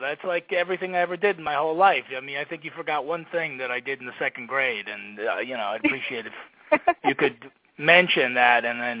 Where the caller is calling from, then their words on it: New Jersey, United States; I'm in New Jersey in my house. We survived Hurricane Sandy, so we're still standing here. And, calling you from here.